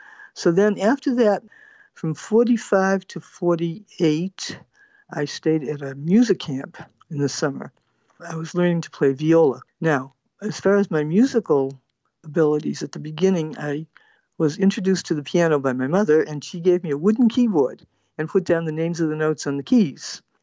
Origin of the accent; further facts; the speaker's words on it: Cambridge, Massachusetts, United States; I grew up in Massachusetts. I was born in Cambridge, Massachusetts. My religious life was Reformed Jewish